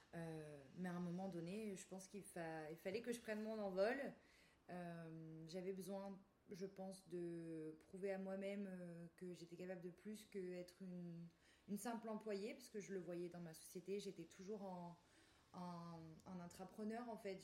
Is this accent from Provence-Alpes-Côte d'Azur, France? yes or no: yes; the Nice hinterland, Provence-Alpes-Côte d'Azur, France; je viens de la, de la RPI niçois